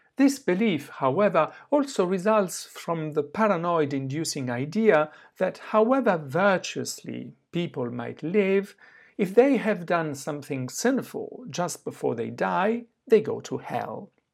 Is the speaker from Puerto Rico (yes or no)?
no; Southern Italy, Italy; moved away; also born or lived in southwest France / Oxford; my hometown in the south of Italy